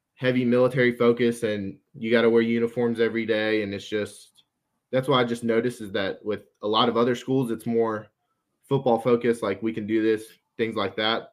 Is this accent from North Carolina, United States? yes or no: no; Athens, Georgia, United States; I'm from Athens, so I'm used to U G